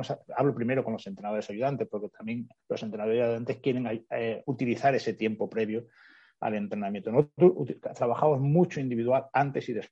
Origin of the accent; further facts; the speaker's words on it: Spain; now in Germany; Eh, somos varios españoles, con lo cual el español también pues, pues nos ayuda bastante en eso.